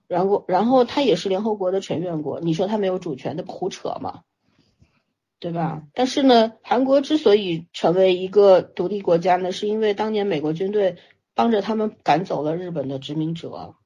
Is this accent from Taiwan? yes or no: no; China; 对于我们中国人来说，我们为什么现在说起来恨得牙痒痒？